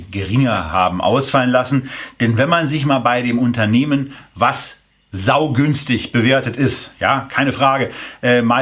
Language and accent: German; Berlin, Germany; Ich bin Berliner. Ich motze